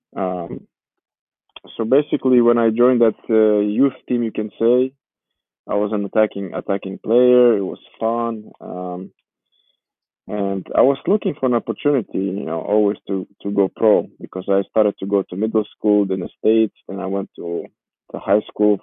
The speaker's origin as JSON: {"language": "English", "town": "Warsaw", "region": "Masovian Voivodeship", "country": "Poland", "tie": "born or raised there", "also_born_or_lived": "Georgia", "first_language": "Georgian", "second_language": "English", "moved": "yes", "said": "I moved with my my, my mother and my stepfather and my one year old brother to Poland. So I, I grew up in Poland. You can say I lived there in, in Warsaw for 10 years."}